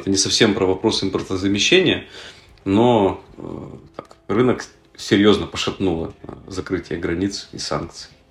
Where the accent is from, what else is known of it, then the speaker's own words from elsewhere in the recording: Yekaterinburg, Sverdlovsk Oblast, Russia; Мы сами из Екатеринбурга